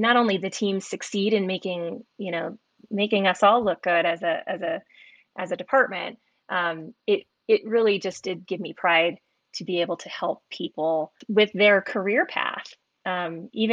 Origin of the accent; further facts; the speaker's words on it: the Bay Area, Silicon Valley, California, United States; I grew up in the Bay Area, Silicon Valley